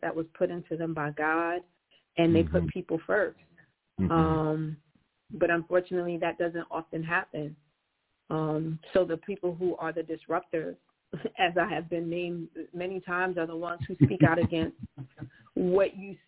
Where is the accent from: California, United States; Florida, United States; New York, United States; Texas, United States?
New York, United States; New York City; I am born and raised in Brooklyn